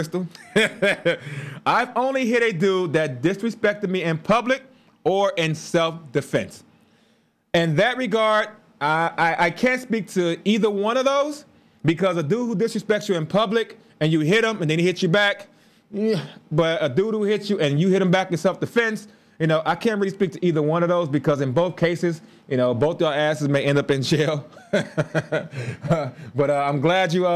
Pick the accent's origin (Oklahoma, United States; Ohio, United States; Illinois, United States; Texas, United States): Illinois, United States; Chicago; We grew up in Chicago